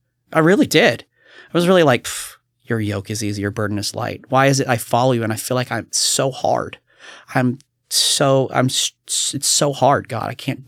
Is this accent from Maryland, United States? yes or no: no; Kentucky, United States; now in Oregon, United States; I remember growing up in Kentucky and you hear somebody and be like, oh yeah, I saw that guy. And it's like, oh, that's kind of amazing. But you know, here in Oregon, it's like, go to Portland.